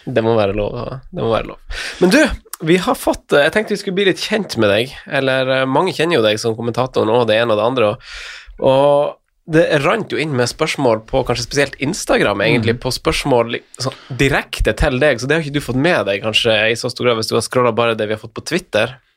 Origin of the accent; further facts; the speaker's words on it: Finnsnes, Troms, Norway; jeg er jo fra Finnsnes